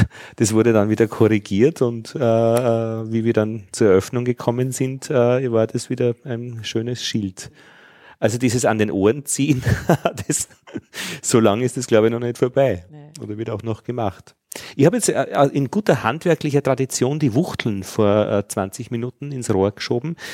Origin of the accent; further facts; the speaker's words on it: Altheim, Upper Austria, Austria; also born or lived in Braunau am Inn; In, in, Altheim und ich bin in Braunau am Inn zur Schule gegangen.